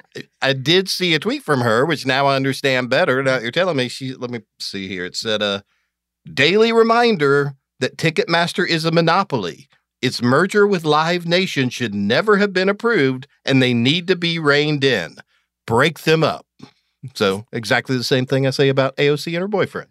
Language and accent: English; Athens, Georgia, United States; also born or lived in Pelham, Georgia; I grew up in Athens, Georgia. My dad worked for University of Georgia when I was a kid. So, but when I was ten, we moved to this little, tiny town in the extreme southwest corner of Georgia called Pelham, Georgia